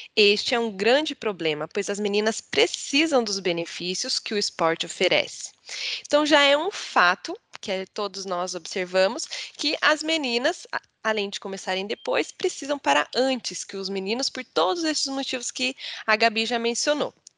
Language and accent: Portuguese; Mogi, near Campinas, interior of São Paulo, Brazil; eu comecei a jogar basquete com 7 anos de idade, no SESI, lá na minha cidade, de Mogi que é no interior de São Paulo, próximo de Campinas